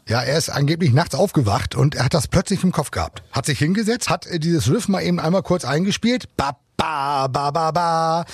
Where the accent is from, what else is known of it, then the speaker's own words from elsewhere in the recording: Germany; bei uns in Deutschland